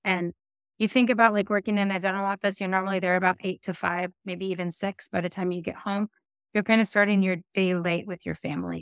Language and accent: English; Castle Rock, Washington, United States; where I grew up in Kessel Rock, Washington